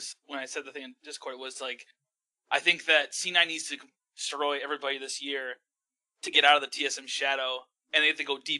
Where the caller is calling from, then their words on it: Wisconsin, United States; Good old Wisconsin.